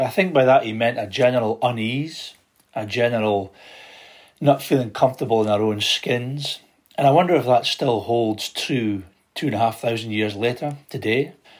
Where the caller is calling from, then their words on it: Scotland, United Kingdom; I'm joining you from Aberdeenshire in northeast Scotland.